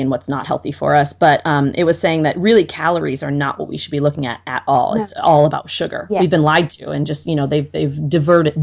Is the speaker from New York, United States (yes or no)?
no; Wisconsin, United States; I grew up in Wisconsin